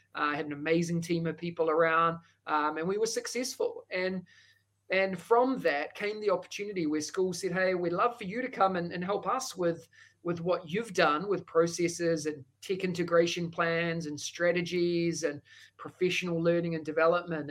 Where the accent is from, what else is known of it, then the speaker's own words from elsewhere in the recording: New Zealand; accent: Kiwi; moved away as an adult; now in Singapore; that thick accent is a Kiwi accent. Uh, I hail from New Zealand